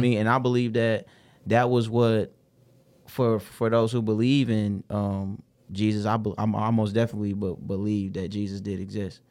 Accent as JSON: {"language": "English", "town": "Detroit", "region": "Michigan", "country": "United States", "tie": "born or raised there", "said": "I grew up in the Brewster Projects and the Herma Gardens. I'm from the West Side"}